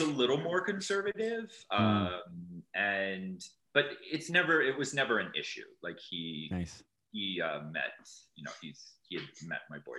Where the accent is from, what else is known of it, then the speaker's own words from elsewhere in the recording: Salt Lake City, Utah, United States; I was raised in Salt Lake, but I was not Mormon.